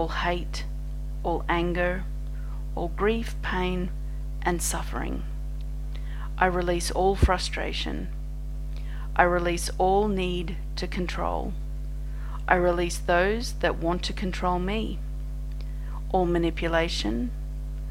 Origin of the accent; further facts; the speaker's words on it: Australia; I'm an Australian energy healer